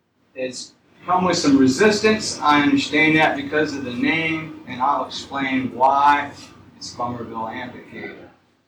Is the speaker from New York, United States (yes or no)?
no; Summerville, South Carolina, United States; I was born here. I was born across from McDonald's, and about a half mile from there.